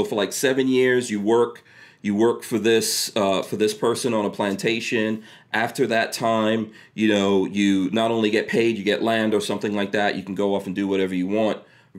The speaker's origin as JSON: {"language": "English", "town": "New York City", "region": "New York", "country": "United States", "tie": "born or raised there", "also_born_or_lived": "Guyana", "said": "I went to school, I grew up in Far Rockaway, New York, and at that time it was mostly black, a lot of people from the Caribbean, Africa, etc., you know, and there were very few white kids going to school with me."}